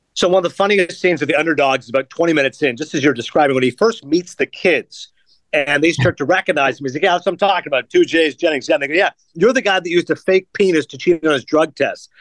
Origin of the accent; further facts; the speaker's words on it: Toronto, Ontario, Canada; my hometown of Toronto